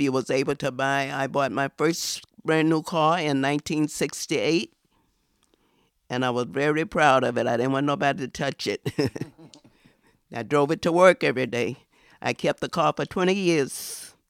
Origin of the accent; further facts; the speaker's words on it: the South, United States; now in New York, United States; I've been here since nineteen fifty-five. I'm from the South.